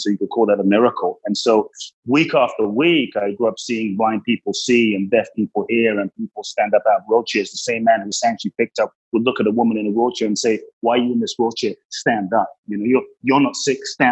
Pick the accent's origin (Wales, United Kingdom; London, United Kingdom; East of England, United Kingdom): London, United Kingdom; also born or lived in Ghana; I grew up in London.